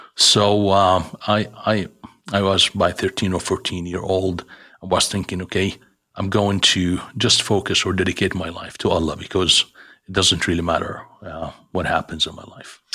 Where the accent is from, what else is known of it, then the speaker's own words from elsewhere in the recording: Jordan; moved away as an adult; I was born in Jordan